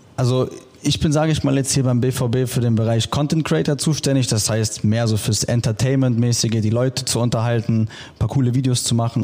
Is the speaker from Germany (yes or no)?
yes; Düsseldorf, North Rhine-Westphalia, Germany; ich komme aus Düsseldorf